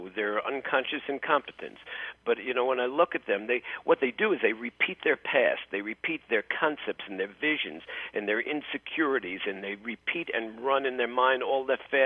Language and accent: English; New York City, New York, United States; I grew up in New York City